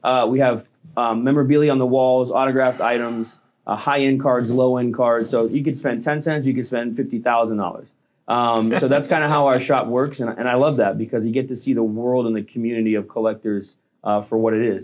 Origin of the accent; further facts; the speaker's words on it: St. Louis, Missouri, United States; now in Florida, United States; I grew up in St. Louis, Missouri, and then I moved to Florida